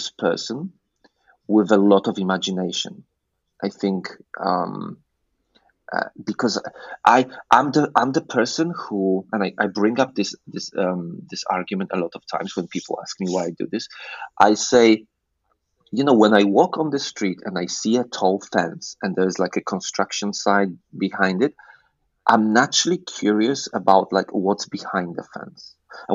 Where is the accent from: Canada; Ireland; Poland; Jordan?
Poland; moved away as an adult; also born or lived in England; I grew up in Poland